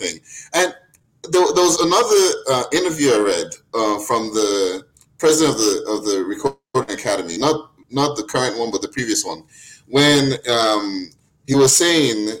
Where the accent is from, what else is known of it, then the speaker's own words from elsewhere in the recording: Nigeria; I'm Nigerian